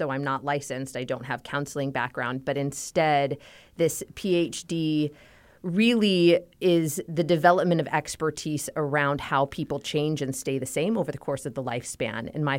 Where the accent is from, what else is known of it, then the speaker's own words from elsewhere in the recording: California, United States; I am born and raised in Southern California, and I married my high school sweetheart in 2005.